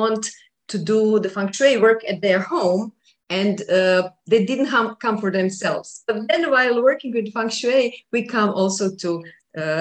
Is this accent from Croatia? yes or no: yes; Croatia; I was doing buildings only around Croatia, because I'm from Croatia.